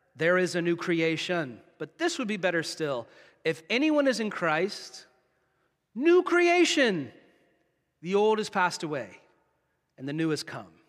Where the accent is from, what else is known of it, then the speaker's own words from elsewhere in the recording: United States; moved away as an adult; now in Canada; in my home country